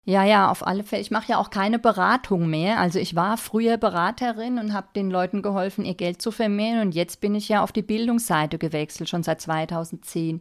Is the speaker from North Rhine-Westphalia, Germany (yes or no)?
no; Bavaria, Germany; ich komme aus Bayern